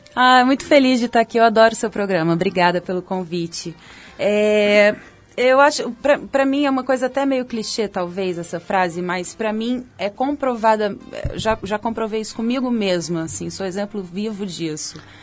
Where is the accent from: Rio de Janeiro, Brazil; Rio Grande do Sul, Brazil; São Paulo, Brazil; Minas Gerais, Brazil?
Minas Gerais, Brazil; Belo Horizonte; moved away; also born or lived in Salvador; minha adolescência em BH foi super tranquila